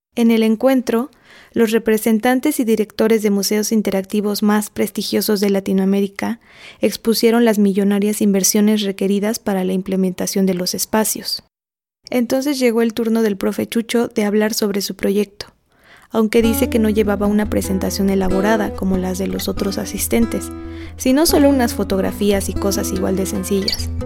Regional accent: Atlixco, Puebla, Mexico; Nací en Atlixco, Puebla, o Atlixco de las Flores

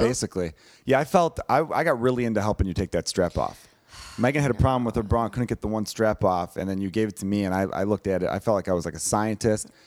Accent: Chicago, Illinois, United States; growing up in Chicago

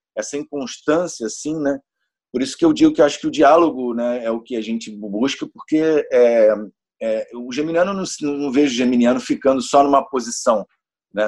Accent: Niterói, Rio de Janeiro, Brazil; nasci em Niterói, no Rio de Janeiro, sou de Nikit City

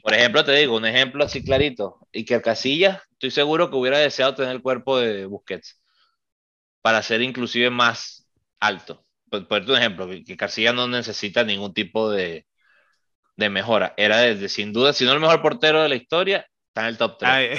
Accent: Venezuela; Nosotros somos venezolanos

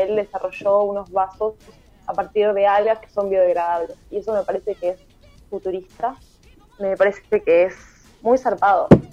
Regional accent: Villa Sarmiento?, Buenos Aires, Argentina; soy de Villa Porredón, Buenos Aires

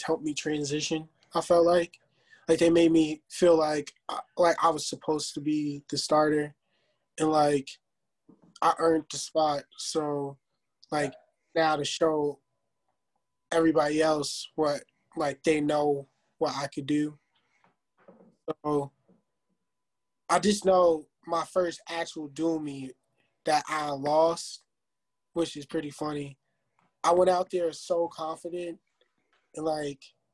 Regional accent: New Jersey, United States; moved away as an adult; now in Virginia, United States; we're both from Jersey

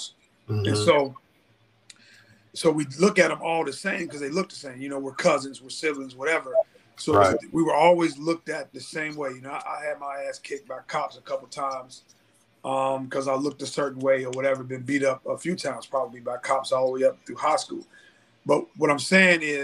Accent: Cincinnati, Ohio, United States; I grew up in Cincinnati, Ohio, in this community called Avondale

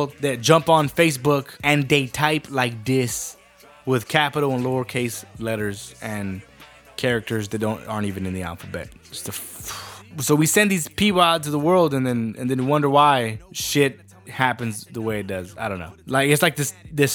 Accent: San Benito, Texas, United States; San Benito, Texas. Or, as the rest of us know over here, San Bene, the Resaca City, my hometown

